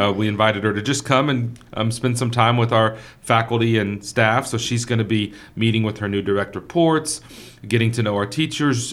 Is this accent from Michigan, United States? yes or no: no; Victoria, Texas, United States; growing up in Victoria, Texas.